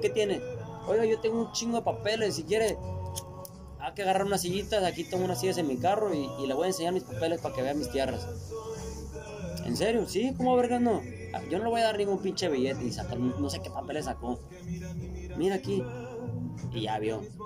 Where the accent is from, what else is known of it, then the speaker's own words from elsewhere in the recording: Culiacán, Sinaloa, Mexico; no somos de aquí, somos de Culiacán